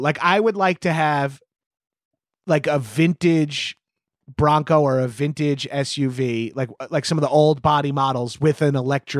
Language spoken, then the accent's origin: English; Long Island, New York, United States; I'm from Long Island, New York.